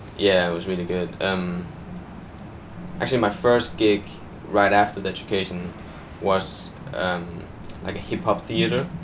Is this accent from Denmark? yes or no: yes; Denmark; English is a second language; moved away as an adult; now in London, United Kingdom; I'm from Denmark